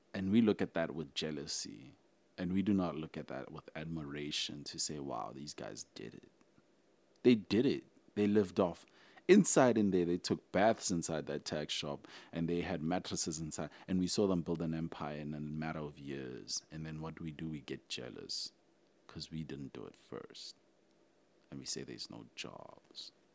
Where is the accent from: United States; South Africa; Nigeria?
South Africa; I'm like South African